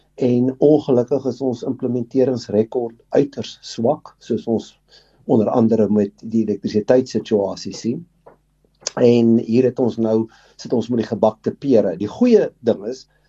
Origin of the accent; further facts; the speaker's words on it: South Africa; ons as Suid-Afrikaners